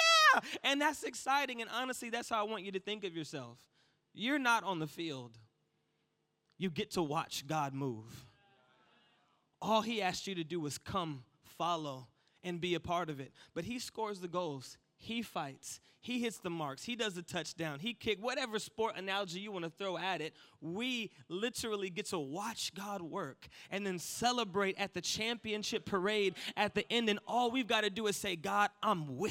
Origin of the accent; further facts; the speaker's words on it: United States; accent: American; my American accent